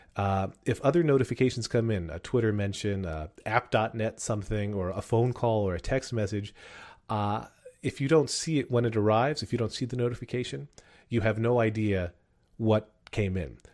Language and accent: English; Wyomissing, Pennsylvania, United States; my hometown of Why I'm Missing Pennsylvania